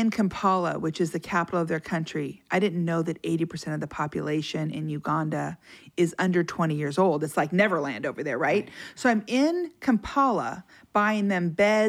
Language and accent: English; United States; I'm from America